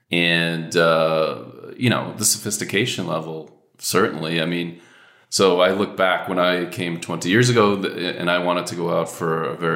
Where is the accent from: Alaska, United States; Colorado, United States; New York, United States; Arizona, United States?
New York, United States; New York area, United States; moved away as an adult; now in Prague, Czech Republic; I'm from the New York area.